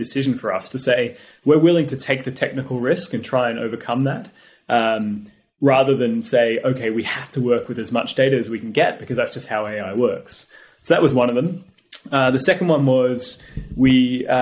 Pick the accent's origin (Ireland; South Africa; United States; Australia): Australia; now in United Kingdom; I grew up in Australia